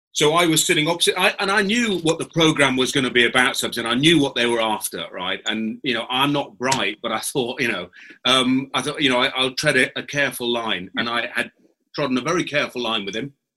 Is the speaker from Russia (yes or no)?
no; England, United Kingdom; as an Englishman.